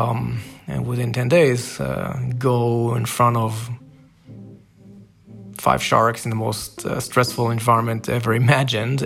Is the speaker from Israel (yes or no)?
yes; Israel; moved away; I'm originally from Israel